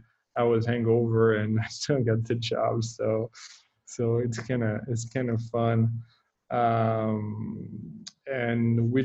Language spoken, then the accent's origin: English; Northern Rhône, France; English is a second language; moved away as an adult; also born or lived in Barolo, Italy / Sicily, Italy; now in California, United States; I'm originally from Northern Rhône. My family is from there. I grew up in the area for a while.